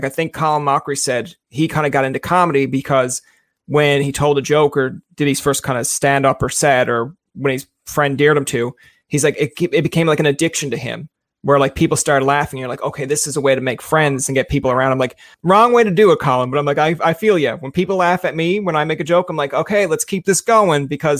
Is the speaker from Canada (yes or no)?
yes; Newfoundland and Labrador, Canada; moved away as an adult; now in Ottawa, Canada; I kind of grew up in a Newfoundland area